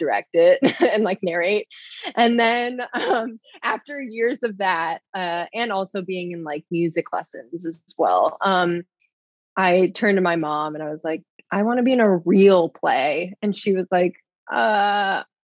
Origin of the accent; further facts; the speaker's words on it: Burr Ridge, Illinois, United States; I grew up in ye olde Burr Ridge, Illinois. It's like the southwest suburbs of Chicago.